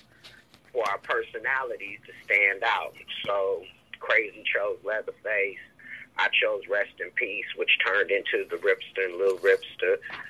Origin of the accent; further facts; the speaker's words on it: Columbus, Ohio, United States; also born or lived in Cleveland, Ohio; I was born in Columbus, Ohio, and I was always back and forth to Cleveland as a kid